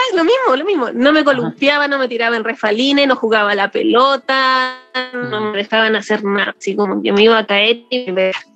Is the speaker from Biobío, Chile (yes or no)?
no; Valparaíso, Chile; soy de Valpo